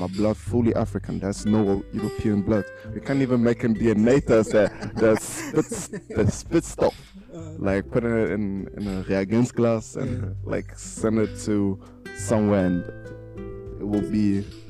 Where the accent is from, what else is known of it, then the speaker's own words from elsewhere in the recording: Germany; I mean, my blood fully Ghanaian. It's just, no, I didn't, like, I wasn't born in Ghana. I just was born in Germany. So I would consider my, like, I would say, like, I'm Afropean.